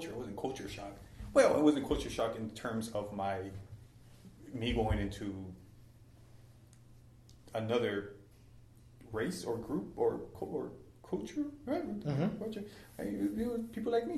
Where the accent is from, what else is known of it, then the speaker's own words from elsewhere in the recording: Elsa, Texas, United States; moved away; people from ELSA. From my hometown